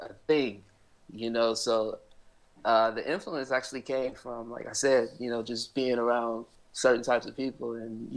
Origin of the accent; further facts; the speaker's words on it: Inglewood, California, United States; I was born and raised in Inglewood.